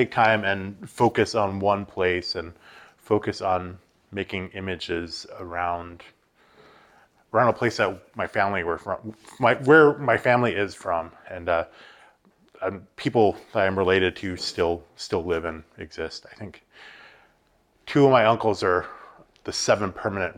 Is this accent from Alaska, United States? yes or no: yes; Haines, Alaska, United States; now in Anchorage, United States; I'm originally from Haines, Alaska, and I'm coming to you live from Anchorage, Alaska right now